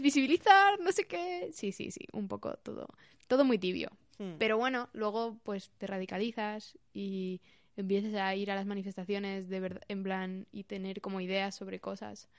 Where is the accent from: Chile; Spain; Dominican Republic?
Spain; Pamplona, Navarre; soy de Pamplona